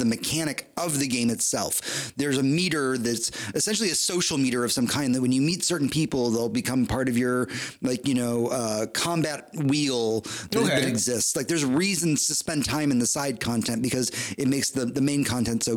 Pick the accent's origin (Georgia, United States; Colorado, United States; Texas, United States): Texas, United States; Houston; moved away as an adult; now in Austin, United States; I was born and raised in Houston